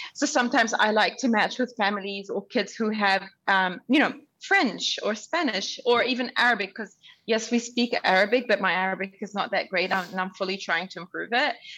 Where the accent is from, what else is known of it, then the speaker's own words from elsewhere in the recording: Auckland, New Zealand; English is a second language; also born or lived in Sudan; now in Dubai, United Arab Emirates; I was born in Sudan, I was raised in Auckland, and now I live in Dubai. I was a refugee as a child. I couldn't speak English